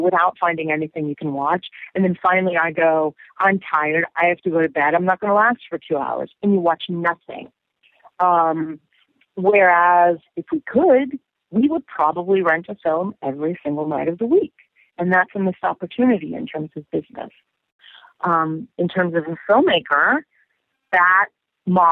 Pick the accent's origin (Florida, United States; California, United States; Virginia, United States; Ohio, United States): Virginia, United States; Northern; I grew up in Northern Virginia, outside of D.C.